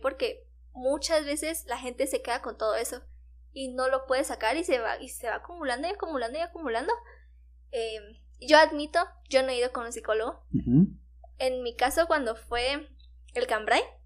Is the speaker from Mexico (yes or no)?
no; Guatemala